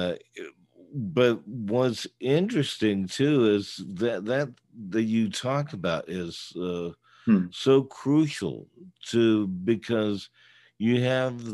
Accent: the Bay Area, California, United States; moved away; I was originally from the Bay Area, but I'm still in many ways rooted there still

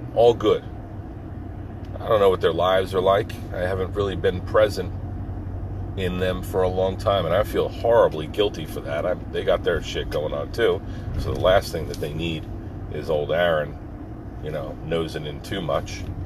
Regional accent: East Coast, United States; I grew up here on the East Coast

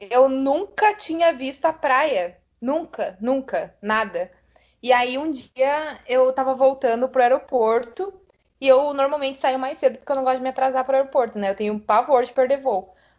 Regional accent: South Region, Brazil; aqui no sul a gente vive

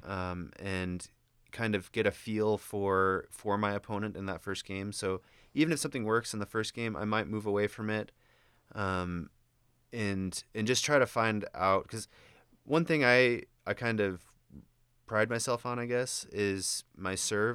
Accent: Indiana, United States; moved away; I'm from Indiana

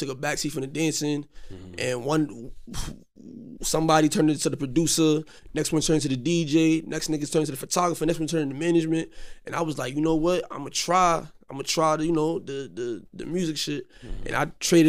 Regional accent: New York City, New York, United States; I'm from Coney Island

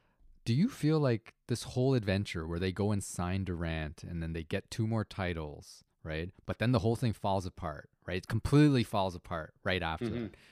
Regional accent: Toronto, Ontario, Canada; We're from Toronto

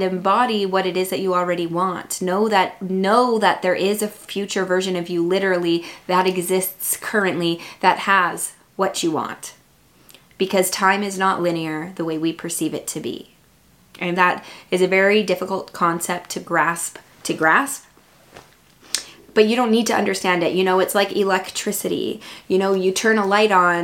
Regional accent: Vancouver, British Columbia, Canada; I'm from Vancouver

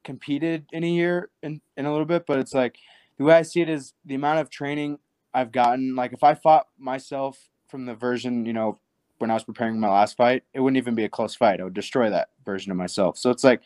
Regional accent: Nebraska, United States; I'm from Nebraska.

